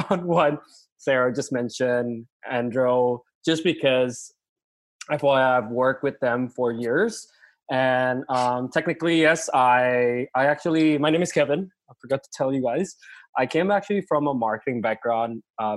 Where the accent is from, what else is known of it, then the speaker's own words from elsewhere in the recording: Indonesia; now in Vancouver, Canada; I'm also from Indonesia